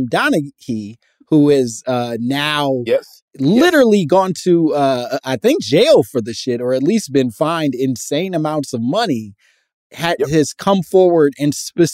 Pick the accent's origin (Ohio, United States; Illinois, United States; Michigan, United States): Illinois, United States; Chicago; I'm from Chicago as well